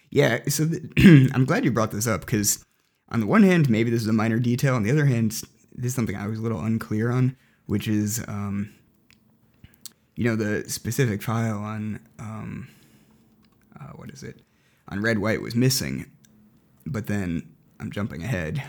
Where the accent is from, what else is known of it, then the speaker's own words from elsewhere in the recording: United States; I'm an American